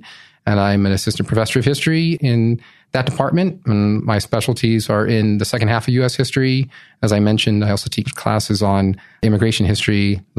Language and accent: English; Southern California, United States; also born or lived in Ventura County, California / Chula Vista, California / Utah; Well, I was born and raised in Southern California, born in Ventura County, so it's about an hour north of LA. When I was about 10, my family moved to the broader San Diego metropolitan area. I spent the second half of my childhood in Chula Vista, California